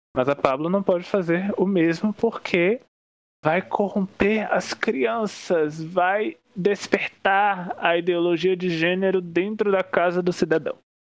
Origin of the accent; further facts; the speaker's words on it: Northeast Region, Brazil; eu sou nordestino